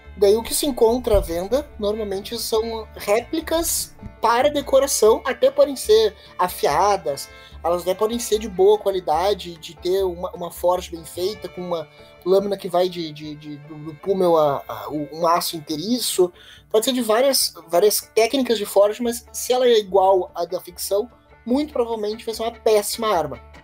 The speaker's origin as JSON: {"language": "Portuguese", "country": "Brazil", "accent": "Brazilian", "said": "o nosso sotaque brasileiro"}